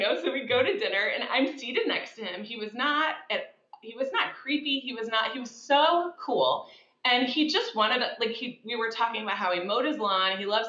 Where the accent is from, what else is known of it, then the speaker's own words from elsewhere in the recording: Midwest, United States; he's from the Midwest and I'm originally from the Midwest.